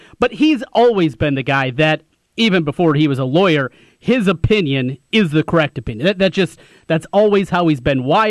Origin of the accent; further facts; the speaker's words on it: Osage, Iowa, United States; We grew up together in Osage